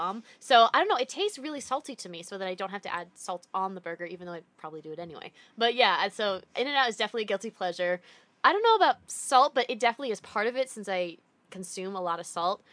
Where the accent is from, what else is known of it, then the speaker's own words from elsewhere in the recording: East Coast, United States; moved away; growing up on the East Coast